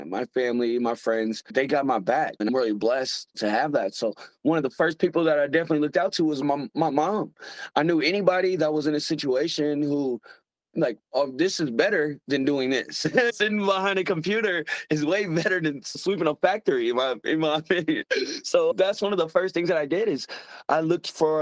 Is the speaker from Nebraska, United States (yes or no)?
no; Missouri, United States; I'm from Missouri. We call ourselves a show me state.